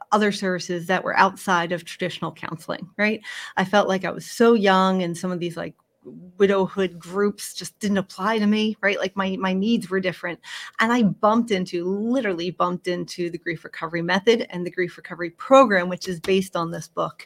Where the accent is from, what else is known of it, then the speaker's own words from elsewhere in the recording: Philadelphia, Pennsylvania, United States; moved away as an adult; born and raised in Philadelphia and moved abroad following my late husband's career. And then, like many people, came right back home